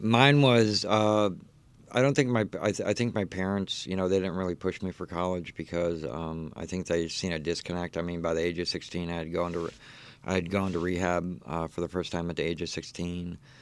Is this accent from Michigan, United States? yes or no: yes; Detroit, Michigan, United States; moved away; also born or lived in Texas; I was actually born, um, uh, in, uh, Brightmoor, Detroit, uh, lived there